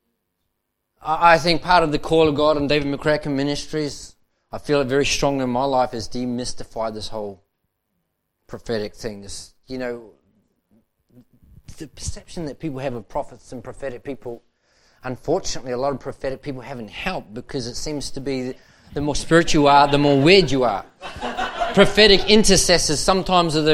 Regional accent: Manukau, Auckland, New Zealand; moved away as an adult; now in Melbourne, Australia; I was involved in the church life there in Manukau. And then at 19 and a half, we moved as a family to Melbourne, Australia

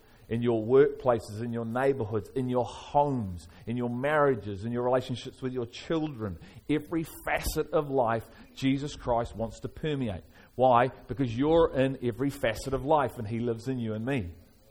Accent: Liverpool, North West England, United Kingdom; moved away; I'm from Liverpool originally

